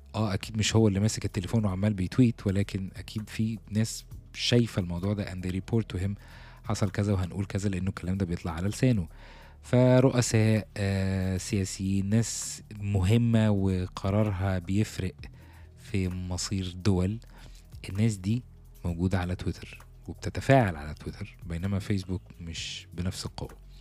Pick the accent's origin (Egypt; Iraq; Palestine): Egypt; احنا كمصريين